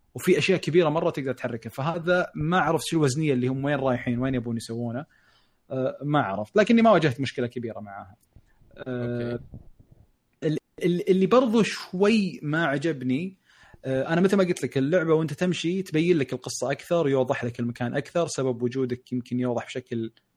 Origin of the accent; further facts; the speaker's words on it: Saudi Arabia; عندنا بالشرقيه او بالرياض